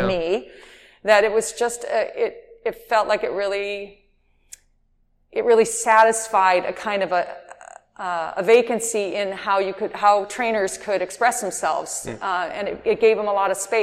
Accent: Detroit, Michigan, United States; moved away; also born or lived in Los Angeles; I'm from Detroit originally

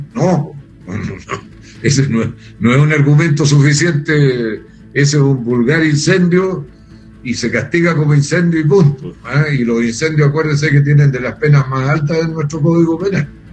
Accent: Chile; yo soy chileno

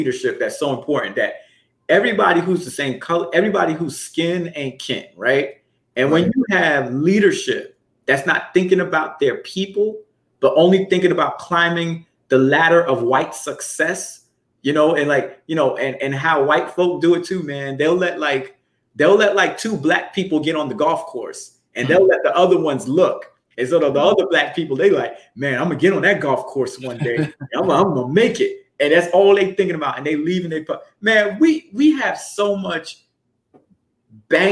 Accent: New York City, New York, United States; growing up in Brooklyn, so I'm very familiar with the Jewish community

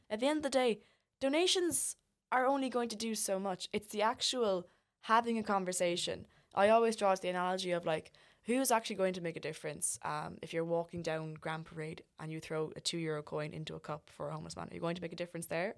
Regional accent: Ireland; we as Irish people

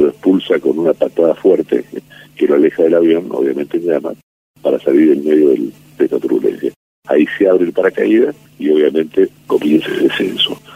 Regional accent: Argentina

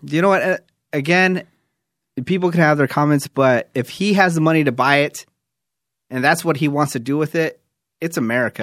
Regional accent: New York, United States; moved away; also born or lived in Fremont, California; I'm from New York, but I did live in, I did live in Fremont, California for a while, too

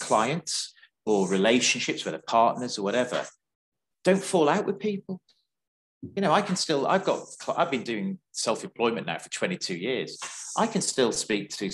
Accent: North West England, United Kingdom; moved away; I'm a Northerner as well, so I still keep in touch with some of my friends from the Wirral and Liverpool and Cheshire and stuff

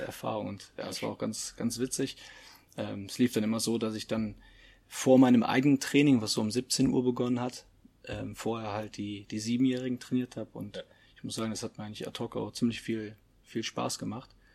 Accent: Leverkusen, North Rhine-Westphalia, Germany; Ich selber, ich komme ja auch aus der Stadt, komme aus Leverkusen

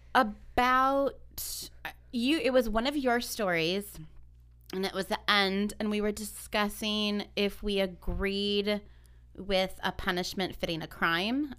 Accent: Ventura County, California, United States; we're from Ventura County

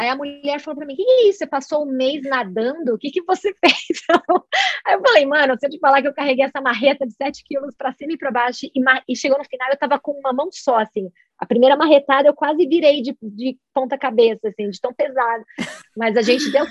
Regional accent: Brazil; moved away as an adult; also born or lived in Puerto Rico; now in Boulder, United States; depois que eu saí do Brasil

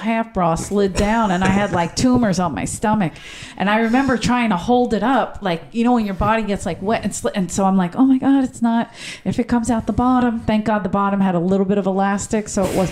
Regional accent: Philadelphia, Pennsylvania, United States; now in Los Angeles, United States; I'm from Philly

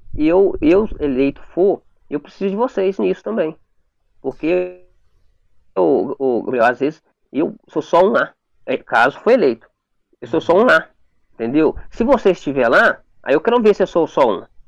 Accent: Brazil; Eu sou do Morro da Antena

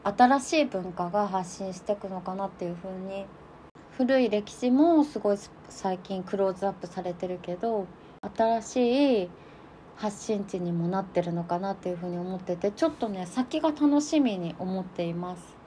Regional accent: Nemuro, Hokkaido, Japan; 私根室っていうとこの出身なんだけど

